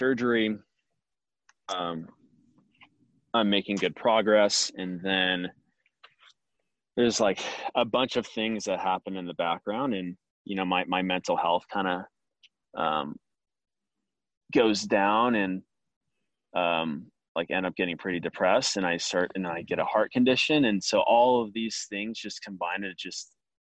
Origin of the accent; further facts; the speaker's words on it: Laguna Hills, California, United States; the club pool I grew up training at in Nelly Gale at Laguna Hills